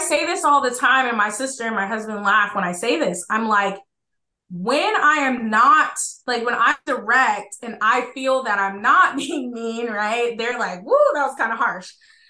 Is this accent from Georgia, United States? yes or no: yes; Georgia, United States; so we're from Georgia, and then I was a military brat, so I grew up all over the place.